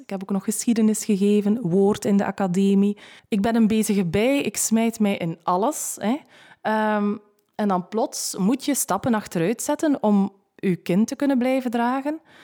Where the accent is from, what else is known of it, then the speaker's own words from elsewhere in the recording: West Flanders, Belgium; bij ons in West-Vlaanderen